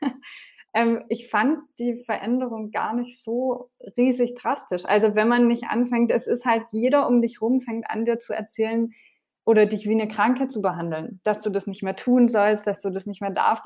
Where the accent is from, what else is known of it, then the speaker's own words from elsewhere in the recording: France; now in Germany; ich bin ja in Frankreich aufgewachsen